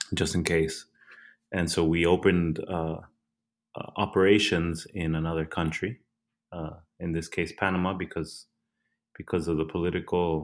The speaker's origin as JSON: {"language": "English", "country": "El Salvador", "moved": "yes"}